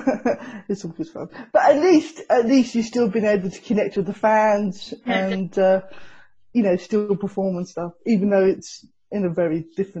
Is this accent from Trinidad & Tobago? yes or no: no; Hertfordshire, East of England, United Kingdom; moved away; I know Essex. I was from Hertfordshire, so we were slightly closer, but yeah, I know Essex.